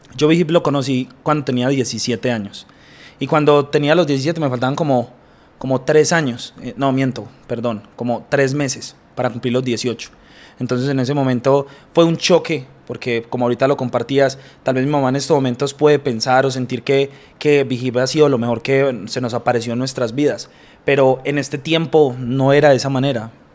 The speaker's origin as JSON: {"language": "Spanish", "town": "Bello", "region": "Antioquia", "country": "Colombia", "said": "yo vengo de un municipio de acá de la ciudad de Medellín y es un municipio que se llama Bello."}